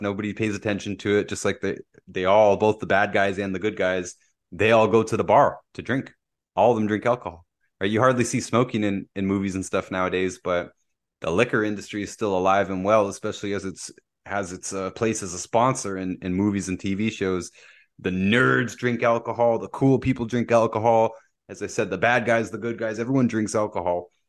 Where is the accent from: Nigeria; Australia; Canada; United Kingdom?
Canada; Pickering, Ontario; moved away; also born or lived in Windsor; I grew up down in Bay Ridges, right, where we're next to the bay